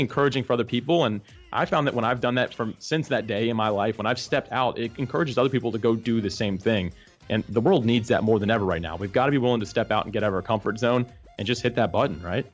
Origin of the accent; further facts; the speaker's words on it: Jacksonville, Florida, United States; I was actually born and raised Jacksonville, Florida